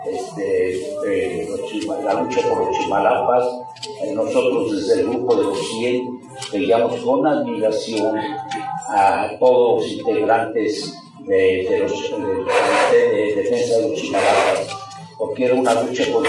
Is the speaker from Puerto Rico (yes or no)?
no; Michoacán, Mexico; Yo soy de Michoacán